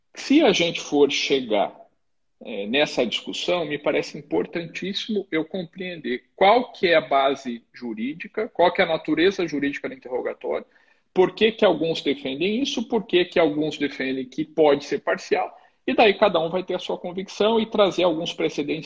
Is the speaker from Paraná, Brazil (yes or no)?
yes; Curitiba, Paraná, Brazil; moved away as an adult; now in Mato Grosso do Sul, Brazil; sou formado pelo, lá no Paraná, sou de Curitiba